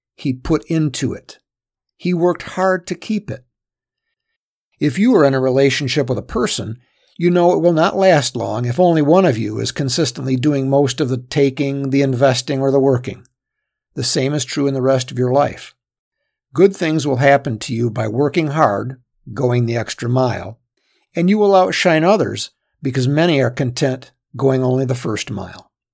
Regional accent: Michigan, United States; a small firm in my hometown in Michigan

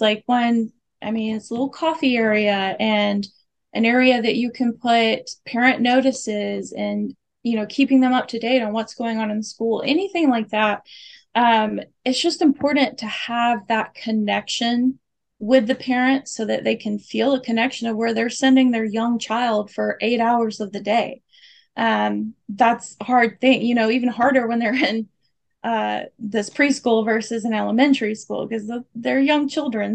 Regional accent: the South, United States; moved away as an adult; I'm from the South

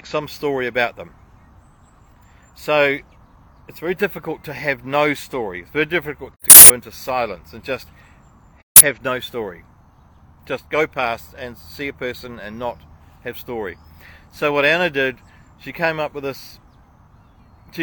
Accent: New Zealand; as a Kiwi

